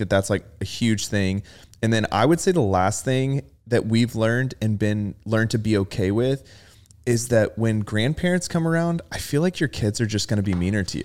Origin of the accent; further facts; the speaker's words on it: Rockwall, Texas, United States; growing up in Rockwall